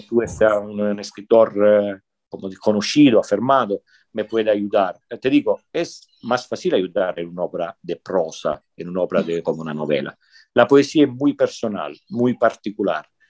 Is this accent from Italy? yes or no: yes; Sicily, Italy; Spanish is a second language; moved away as an adult; also born or lived in northern Italy; Yo soy de Sicilia